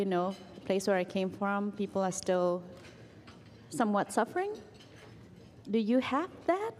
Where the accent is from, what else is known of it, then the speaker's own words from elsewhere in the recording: Vietnam; moved away; So I'm an immigrant as well. I'm from Vietnam.